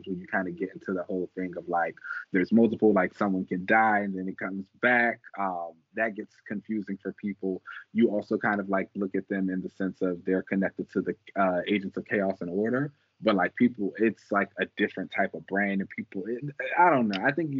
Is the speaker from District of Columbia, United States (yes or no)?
yes; Washington, District of Columbia, United States; my hometown heroes because they're from DC